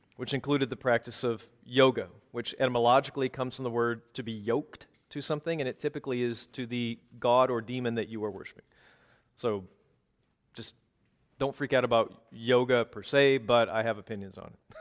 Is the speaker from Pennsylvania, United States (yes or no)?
no; Minneapolis, Minnesota, United States; also born or lived in Wisconsin; I'm from the Twin Cities, but I was leading a church in Wisconsin from two thousand fifteen to twenty twenty, before we finally came home